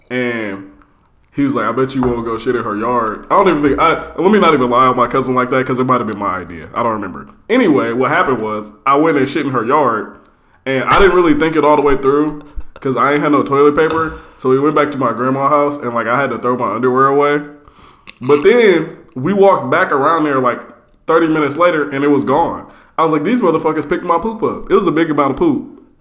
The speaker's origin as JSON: {"language": "English", "town": "Fort Wayne", "region": "Indiana", "country": "United States", "tie": "born or raised there", "moved": "yes", "lives_now": "Indianapolis, United States"}